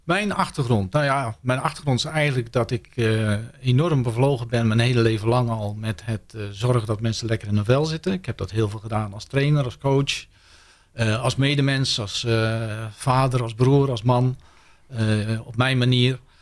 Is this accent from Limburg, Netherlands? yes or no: no; North Brabant, Netherlands; ik kom uit Brabant